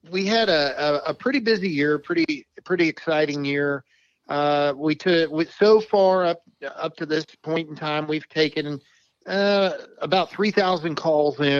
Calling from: Fairmont, West Virginia, United States; Uh, I'm in Fairmont

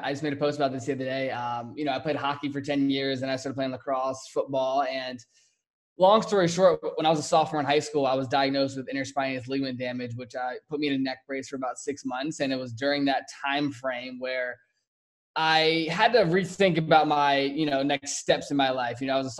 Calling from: Scottsdale, Arizona, United States; I am in Scottsdale, Arizona.

